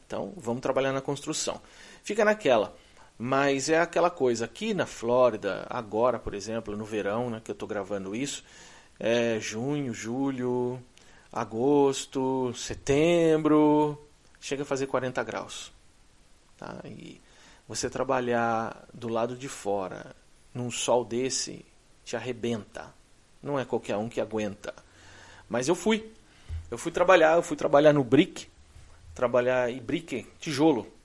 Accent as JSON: {"language": "Portuguese", "country": "Brazil", "moved": "as an adult", "lives_now": "United States", "said": "Eu vim de lá. Eu vim do Brasil."}